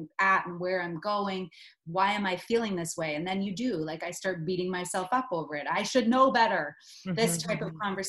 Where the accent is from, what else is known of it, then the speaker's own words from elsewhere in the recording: Stratford, Ontario, Canada; I'm from Stratford, Ontario